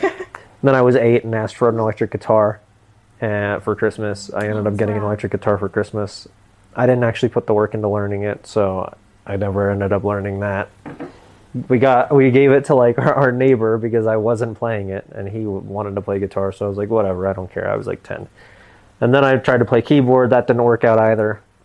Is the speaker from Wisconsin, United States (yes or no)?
no; Tampa, Florida, United States; also born or lived in Alaska; I'm from Tampa